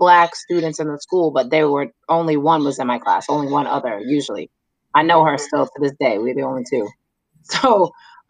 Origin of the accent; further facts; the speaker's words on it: New York City, New York, United States; moved away; I grew up in Staten Island